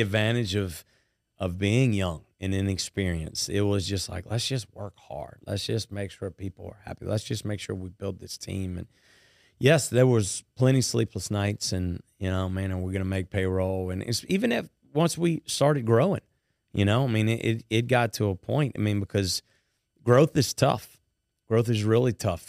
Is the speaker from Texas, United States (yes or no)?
no; White Castle, Louisiana, United States; where I was born and raised in White Castle, Louisiana.